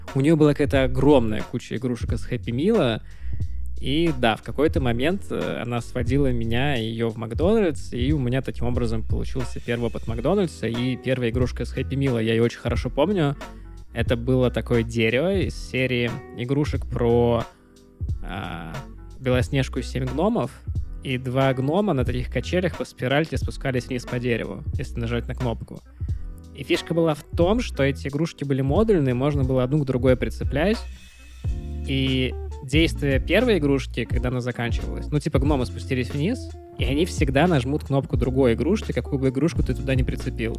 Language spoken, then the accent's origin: Russian; Pskov, Pskov Oblast, Russia; moved away as an adult; Я же вырос в Пскове